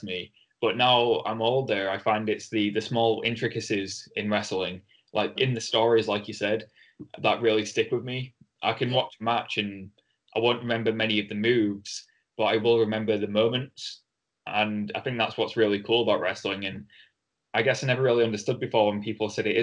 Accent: Hull, Yorkshire and the Humber, United Kingdom; accent: broad Hull; me with my broad Hull accent

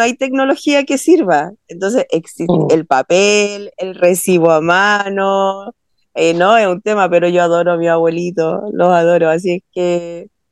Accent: Valparaíso, Chile; also born or lived in Santiago; yo soy de Valparaíso, vivo acá hace 25 años. Yo nací en Santiago, pero me vine a Valparaíso hace 25 años

